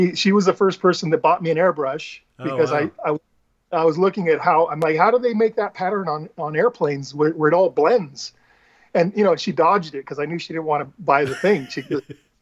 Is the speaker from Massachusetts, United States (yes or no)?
no; Mesa, Arizona, United States; moved away as an adult; also born or lived in Phoenix, Arizona; now in California, United States; most of my life was in Mesa